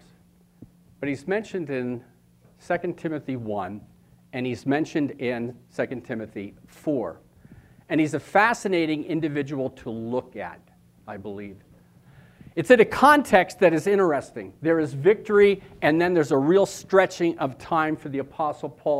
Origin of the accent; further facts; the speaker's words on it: Philadelphia, Pennsylvania, United States; moved away; also born or lived in New Jersey; I was born in Philadelphia